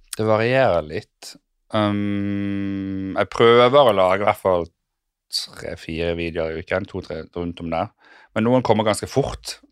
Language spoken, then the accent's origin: Norwegian; Sotra, Vestland, Norway; moved away as an adult; also born or lived in United States; now in Oslo, Norway; Jeg tok skole i Bergen, eller på Sotra, der jeg kommer fra